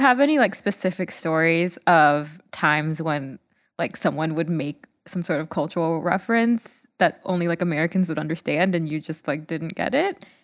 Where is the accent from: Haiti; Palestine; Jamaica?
Jamaica; from a third world country in, in Jamaica